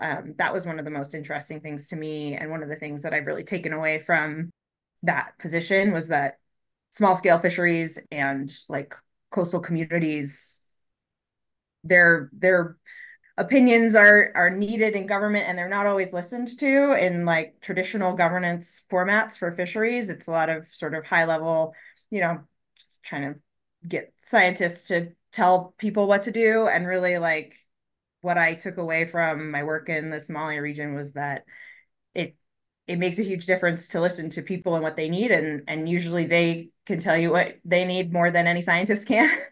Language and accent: English; Colorado, United States; moved away; also born or lived in Florida; I grew up in Colorado